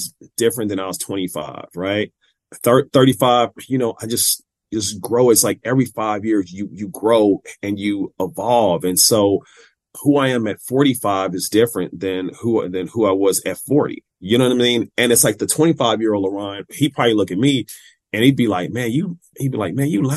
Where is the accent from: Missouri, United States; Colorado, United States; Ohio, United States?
Missouri, United States; Kansas City; also born or lived in San Diego; So growing up in Kansas City, Missouri